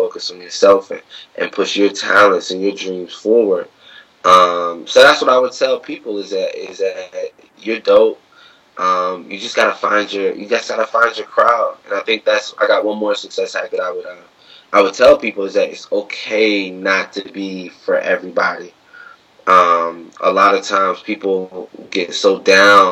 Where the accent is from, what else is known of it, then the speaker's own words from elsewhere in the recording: West Virginia, United States; moved away as an adult; now in Washington, D.C., United States; Growing up in West Virginia, you kind of don't have any black teachers